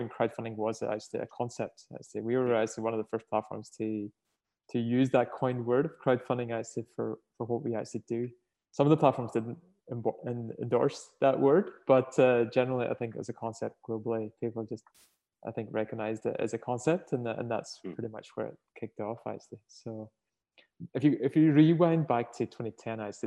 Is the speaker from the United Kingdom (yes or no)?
yes; Northern Ireland, United Kingdom; moved away as an adult; now in Australia; you can tell from my accent, I'm not originally from here. So I sort of, right? From Ireland, sorry, Northern Ireland